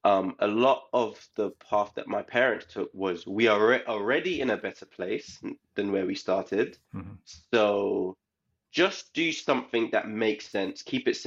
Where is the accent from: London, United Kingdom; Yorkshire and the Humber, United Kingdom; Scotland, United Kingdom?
London, United Kingdom; born or raised there; moved away as an adult; also born or lived in Leicester; now in Santa Monica, United States